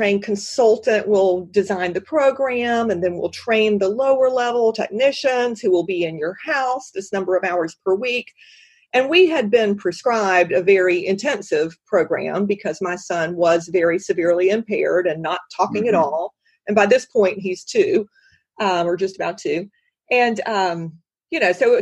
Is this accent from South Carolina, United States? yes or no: yes; South Carolina, United States; also born or lived in Washington, D.C.; I love South Carolina. It's my home state